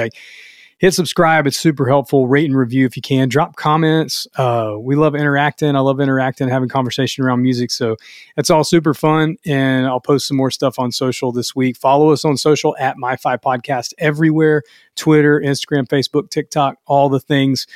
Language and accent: English; the South, United States; I'm from the South